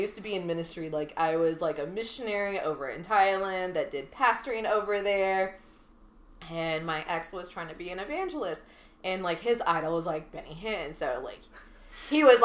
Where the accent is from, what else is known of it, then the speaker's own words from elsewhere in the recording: Seattle, Washington, United States; growing up in Seattle, Washington